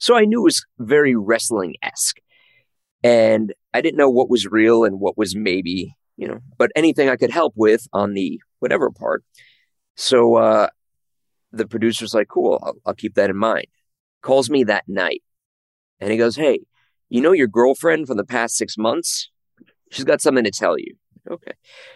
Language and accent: English; Chicago, Illinois, United States; I grew up in Chicago